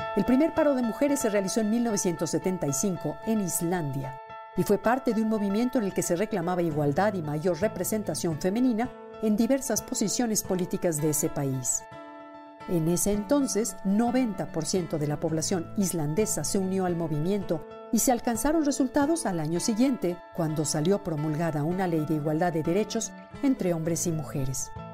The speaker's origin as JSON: {"language": "Spanish", "country": "Mexico", "said": "en nuestro país"}